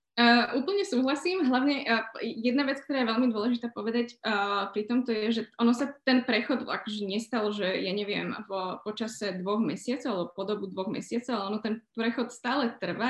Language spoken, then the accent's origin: Slovak; Slovakia; moved away as an adult; now in London, United Kingdom; Ja som samozrejme Slovenka